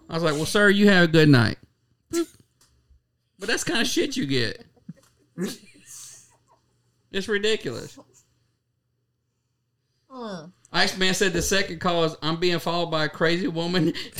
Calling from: Kentucky, United States; I'm calling from Kentucky. Kentucky.

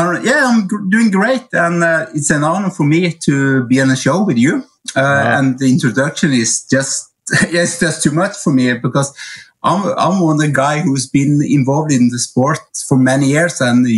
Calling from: Oslo, Norway; English is a second language; I'm actually right now in Oslo, Norway. I should be at the training camp with the athletes, but I'm home a little while.

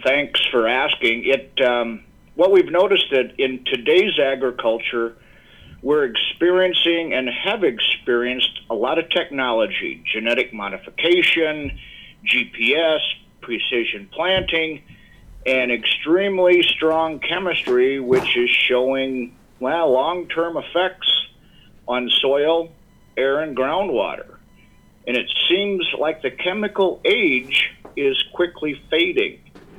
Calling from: Yankton, South Dakota, United States; I am calling in from our home office, which is in the town of Yankton, which is in the great state of South Dakota. Yankton is located in the southeast portion of South Dakota along the Missouri River with beautiful rolling bluffs, and it's perfect for grazing stock cows.

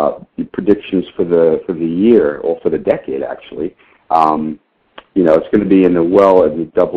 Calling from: Royse City, Texas, United States; I'm in Royce City, Texas. That is about 35 miles east of Dallas.

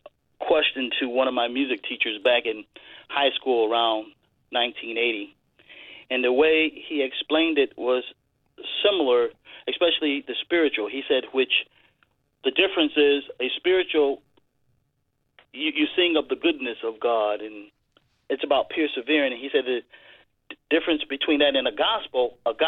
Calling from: Connecticut, United States; I'm calling from Connecticut.

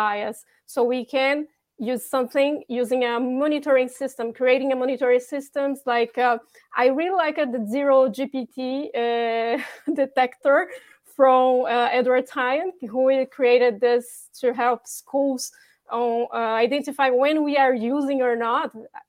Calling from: Bordeaux, Nouvelle-Aquitaine, France; Hello from France, by the way. I'm calling from Bordeaux.

